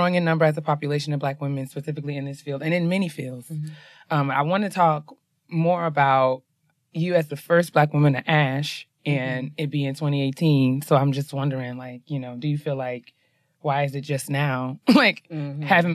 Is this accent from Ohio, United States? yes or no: no; New York, United States; I'm from New York.